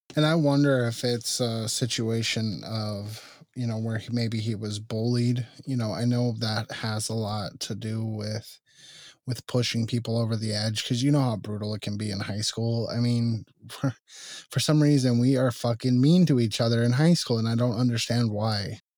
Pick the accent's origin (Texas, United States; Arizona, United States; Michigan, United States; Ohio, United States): Arizona, United States; Tucson; I was born and raised in Tucson